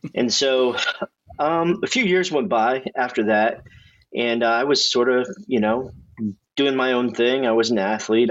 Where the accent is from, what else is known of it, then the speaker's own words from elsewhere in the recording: Indiana, United States; I've lived in Indiana my whole life